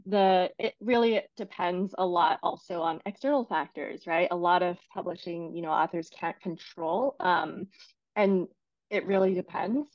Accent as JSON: {"language": "English", "region": "Beijing", "country": "China", "tie": "born or raised there", "also_born_or_lived": "Paris, France", "second_language": "English", "moved": "as an adult", "lives_now": "United States", "said": "I grew up in China and then um, came to the US for college."}